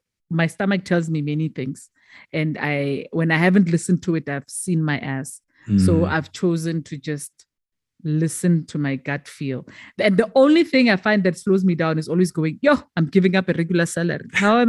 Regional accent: South Africa; first language Tswana; English is a second language; And then with Motsweding now, it's my mother tongue

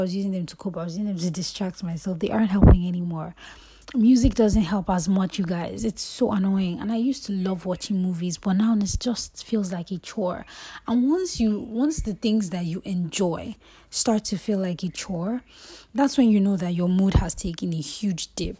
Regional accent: Lagos, Nigeria; moved away as an adult; I grew up in Lagos

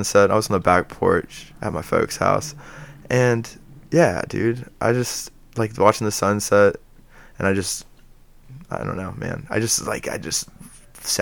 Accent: Dayton, Ohio, United States; I was born in Dayton, Ohio

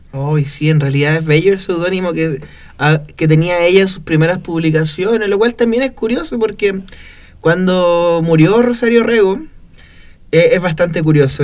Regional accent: Copiapó, Atacama, Chile; also born or lived in Valparaíso; yo soy oriundo acá de Copiapó

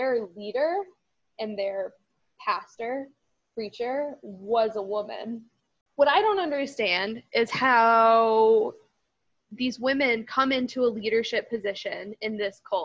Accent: Oklahoma, United States; I grew up in Oklahoma, so I'm fairly, like, familiar with, like, Southern culture

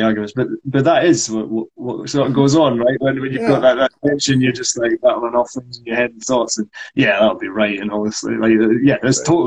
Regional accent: Scotland, United Kingdom; accent: Scots; my Scots accent

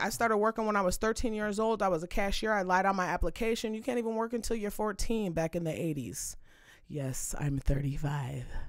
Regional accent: Saint Paul, Minnesota, United States; I'm from Minnesota, I'm from Saint Paul, from the east side

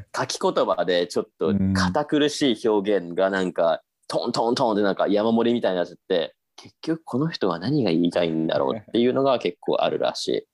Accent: Japan; 私が日本人

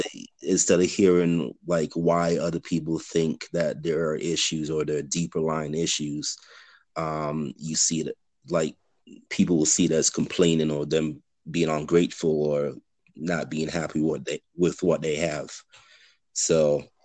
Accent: Antigua & Barbuda; now in Denver, United States; Residing in Denver, Colorado, but I'm originally from the Caribbean island of Antigua.

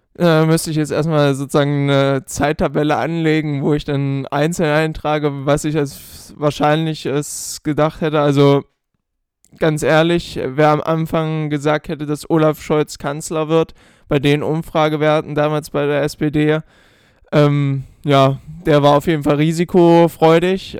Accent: Germany; uns jetzt halt immer so als Deutsche

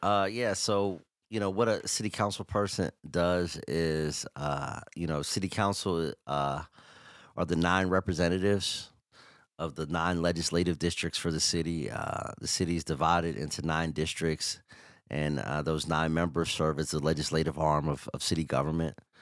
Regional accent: Pittsburgh, Pennsylvania, United States; me being from the north side

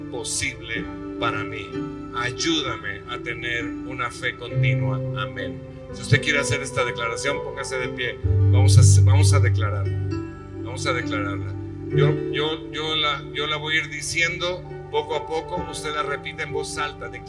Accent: Mexico City, Mexico; porque pues a lo mejor no he sido muy bueno o no sé, este soy chilango

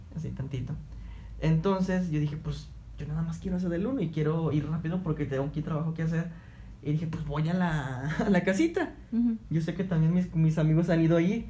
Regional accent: Altamira, Tamaulipas, Mexico; yo soy de Altamira

